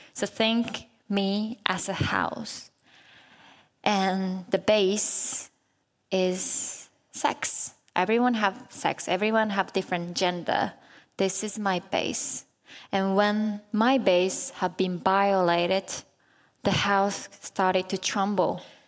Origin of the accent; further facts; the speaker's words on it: Japan; it was in Japan, my home country